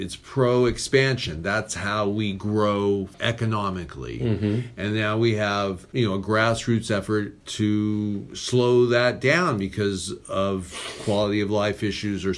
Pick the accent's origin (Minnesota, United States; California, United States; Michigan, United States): California, United States; Orange; I grew up in Orange, I've been around Orange County my whole life